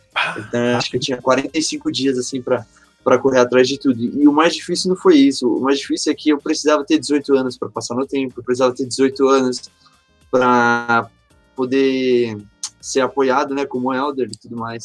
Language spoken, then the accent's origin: Portuguese; Mauá, São Paulo, Brazil; also born or lived in São Bernardo do Campo, São Paulo; eu sou nascido aqui em Mauá, São Paulo